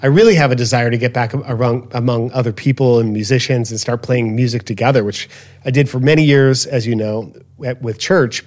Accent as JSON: {"language": "English", "town": "Chicago", "region": "Illinois", "country": "United States", "tie": "born or raised there", "said": "growing up in Chicago, Southwest Side, in this little neighborhood"}